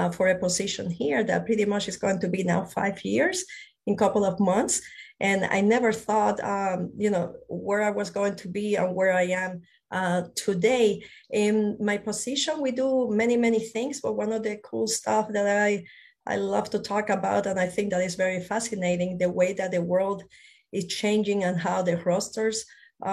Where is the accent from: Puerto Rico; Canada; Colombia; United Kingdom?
Puerto Rico; moved away; also born or lived in Spain; I was born in Spain. I grew up in Puerto Rico. I consider Puerto Rico my home